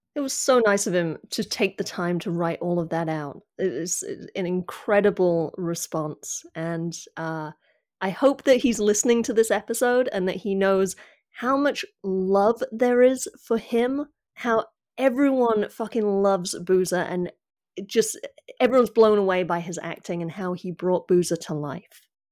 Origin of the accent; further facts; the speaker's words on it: United Kingdom; I'm British